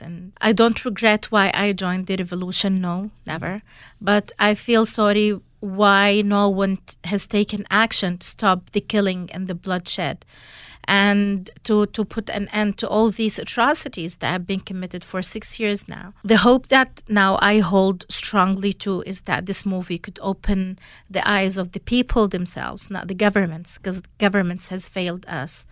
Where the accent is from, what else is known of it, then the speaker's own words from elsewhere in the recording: Syria; moved away; my hometown in August two thousand twelve